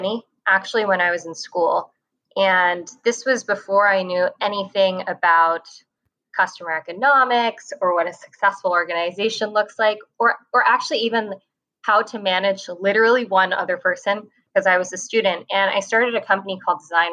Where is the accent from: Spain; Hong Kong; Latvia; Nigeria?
Hong Kong; moved away as an adult; also born or lived in Taipei, Taiwan; So I grew up in Hong Kong. I was born in Taipei and we moved to Hong Kong when I was two.